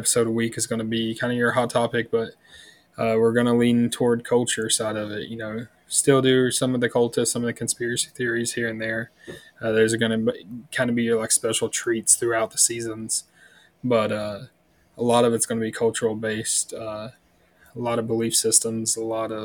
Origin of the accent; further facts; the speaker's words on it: the South, United States; we're from the South, you know, Bible Belt of the South.